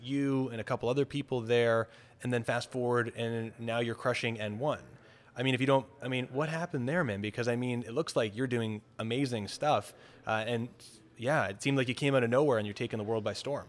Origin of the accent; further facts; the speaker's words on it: Toronto, Ontario, Canada; I'm from Toronto